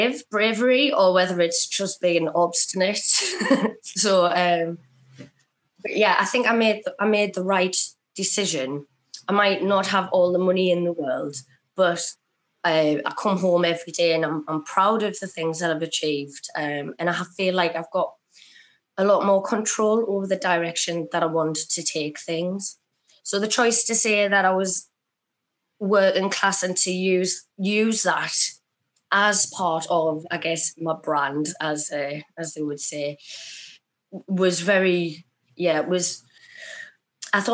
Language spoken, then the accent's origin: English; Sunderland, North East England, United Kingdom; I'm from Sunderland and that I'm working class